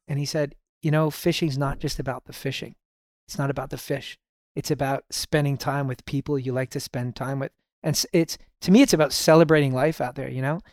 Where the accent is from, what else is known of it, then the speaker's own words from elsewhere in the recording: Toronto, Ontario, Canada; I was born in Toronto, Canada.